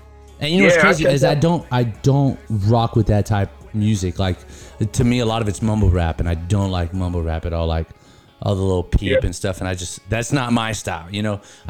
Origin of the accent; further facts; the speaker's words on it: California, United States; now in Tennessee, United States; I'm from California, yeah.